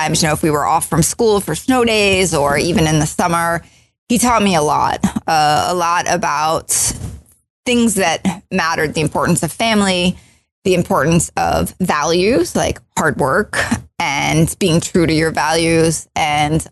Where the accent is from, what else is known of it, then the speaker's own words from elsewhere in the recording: just outside of Baltimore, Maryland, United States; I grew up just outside of Baltimore, Maryland